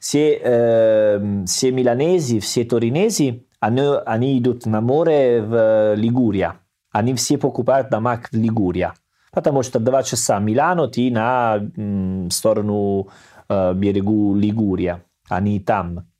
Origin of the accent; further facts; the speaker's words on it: Salerno, Campania, Italy; Russian is a second language; moved away; Я из Салерно, у нас есть море